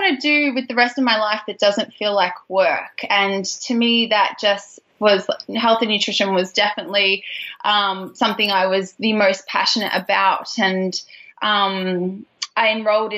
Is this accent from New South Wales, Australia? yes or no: no; Geelong, Victoria, Australia; moved away as an adult; also born or lived in Melbourne, Australia; now in San Francisco Bay Area, United States; I'm actually a fellow Aussie as well. I'm living now in California in the San Francisco Bay Area. I moved here about 5 years ago with my husband, but originally I'm from Geelong